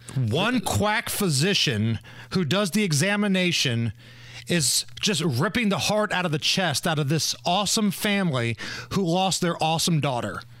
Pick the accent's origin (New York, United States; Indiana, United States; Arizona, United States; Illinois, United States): Indiana, United States; born or raised there